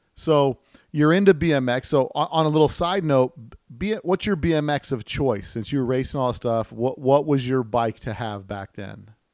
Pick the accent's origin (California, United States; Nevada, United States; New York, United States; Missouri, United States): Nevada, United States; Las Vegas; I, am from the desert, right? I'm from Las Vegas here.